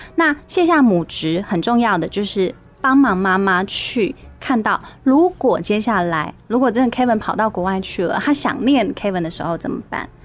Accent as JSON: {"language": "Chinese", "region": "Kaohsiung", "country": "Taiwan", "said": "我高雄人嘛"}